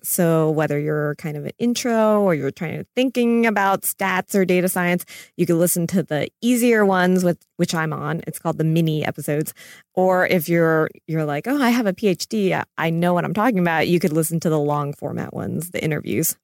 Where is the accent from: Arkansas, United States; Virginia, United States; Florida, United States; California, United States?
Florida, United States; Florida and North Carolina, United States; I grew up in Florida and North Carolina.